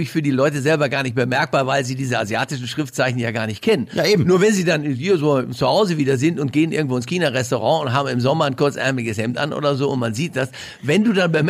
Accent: Bochum, North Rhine-Westphalia, Germany; moved away; Aus Bochum.

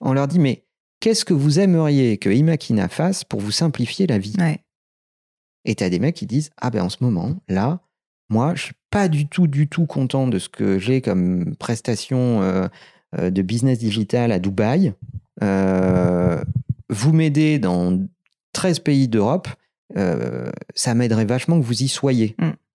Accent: Limoges, Nouvelle-Aquitaine, France; moved away as an adult; now in Paris, France; Je suis né à Limoges, on a démarré à Limoges

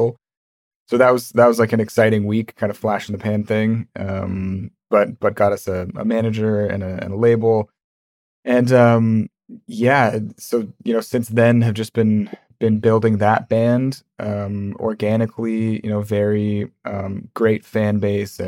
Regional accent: Vancouver, British Columbia, Canada; I'm from Vancouver, Canada.

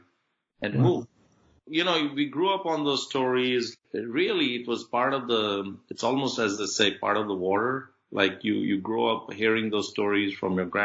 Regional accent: Faridabad, Haryana, India; also born or lived in Birmingham, England; my dad set up a shop outside New Delhi in a small town called Faridabad. We grew up there in a lower middle class kind of setting

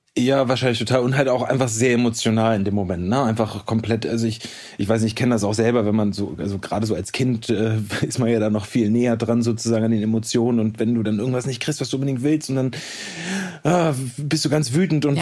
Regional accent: Hamburg, Germany; moved away; also born or lived in Potsdam; ich komme ja quasi aus Hamburg, ähm, habe da auch nach wie vor immer noch ein, ein Stück weit mein Zuhause

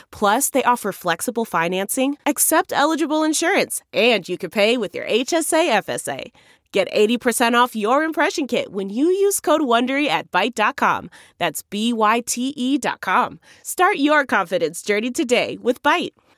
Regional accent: small town mid Michigan, United States; we're from small town Michigan

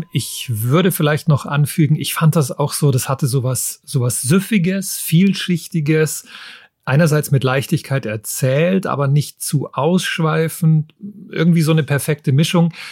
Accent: Munich, Bavaria, Germany; Und mir hat natürlich als Münchner gut gefallen, dass ein Teil der Handlung in München spielt

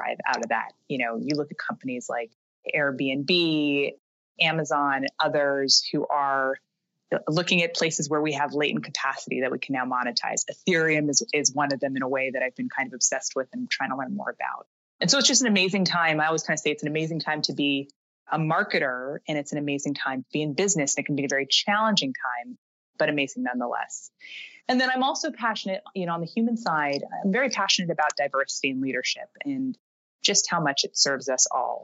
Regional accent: Canada; moved away as an adult; now in New York, United States; I am originally from Canada

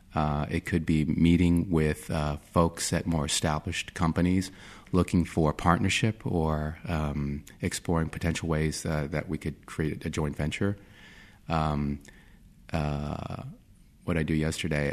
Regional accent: Virginia Beach, Virginia, United States; I grew up in Virginia Beach, Virginia, where there's a lot of military

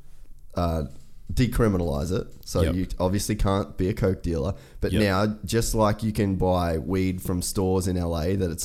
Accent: Australia; I don't have a Texas license, like I'm Australian, I'm just here on holidays

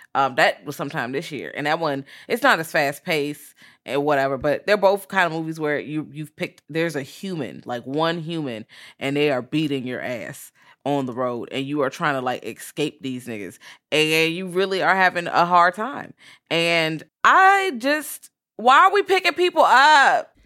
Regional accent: Richmond, Virginia, United States; I'm from Richmond

